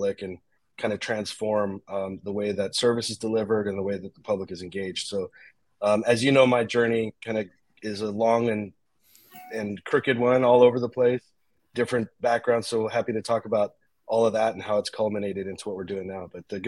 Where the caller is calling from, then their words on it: San Jose, California, United States; I'm calling in from San Jose today.